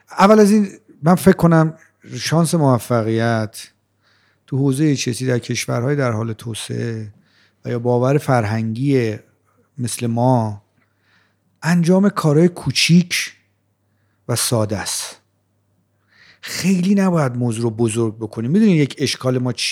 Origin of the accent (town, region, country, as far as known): Rey, Tehran Province, Iran; born or raised there